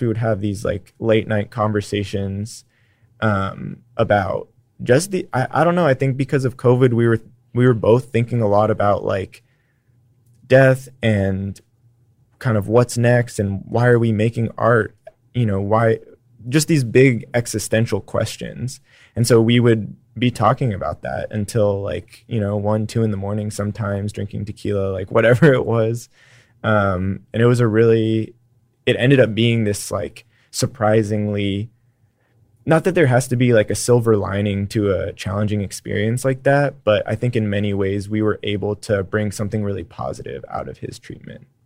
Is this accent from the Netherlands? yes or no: no; San Francisco, California, United States; now in Austin, United States; I grew up in San Francisco